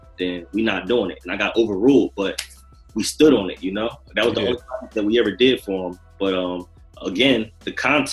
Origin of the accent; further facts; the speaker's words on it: Norristown, Pennsylvania, United States; I'm from Norristown